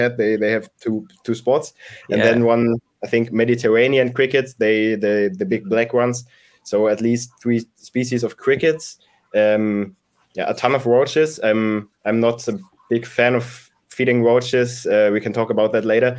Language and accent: English; near Hamm, North Rhine-Westphalia, Germany; my hometown, which is like 20 minutes away from Hamm